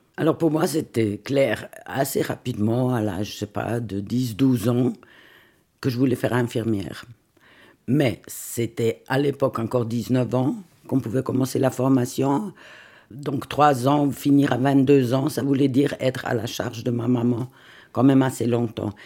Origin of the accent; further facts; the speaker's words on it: Lucerne, Switzerland; now in Vevey, Switzerland; Je vis à Vevey, mais je suis née à Lucerne d'une maman italienne, d'un papa lucernois